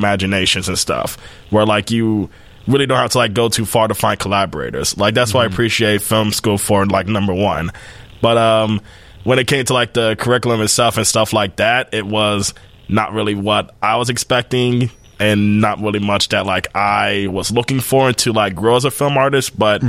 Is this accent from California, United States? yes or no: no; Chicago, Illinois, United States; I was born and raised in Chicago. Oh, okay. South side all of my life.